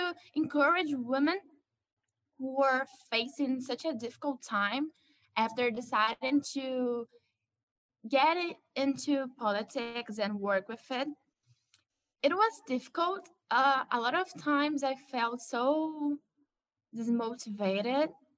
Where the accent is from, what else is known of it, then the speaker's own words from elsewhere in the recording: Rio de Janeiro, Brazil; I was born in Rio de Janeiro, one of the most violent cities in Brazil and maybe in the world.